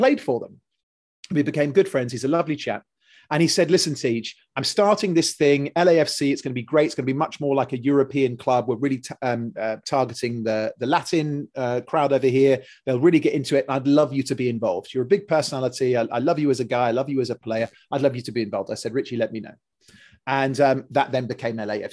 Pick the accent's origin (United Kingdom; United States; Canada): United Kingdom; England; moved away; born and raised in England